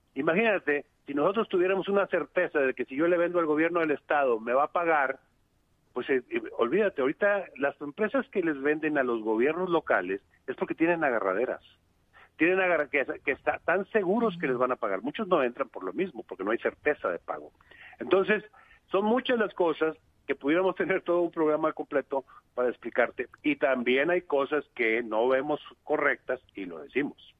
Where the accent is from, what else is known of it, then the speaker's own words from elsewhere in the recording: Monterrey, Nuevo León, Mexico; Yo soy de Monterrey